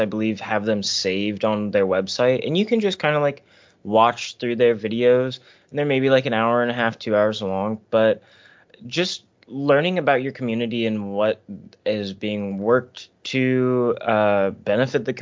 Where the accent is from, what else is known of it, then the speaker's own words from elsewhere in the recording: United States; most of my life as an American